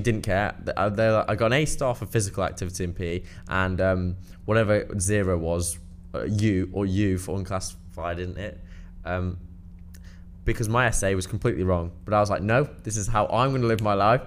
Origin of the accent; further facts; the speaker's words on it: Cheshire, North West England, United Kingdom; I'm from Cheshire, so it was a very small primary school